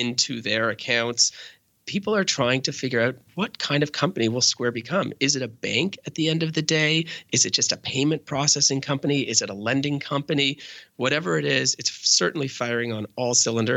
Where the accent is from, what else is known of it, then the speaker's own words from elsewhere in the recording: Canada; I'm Canadian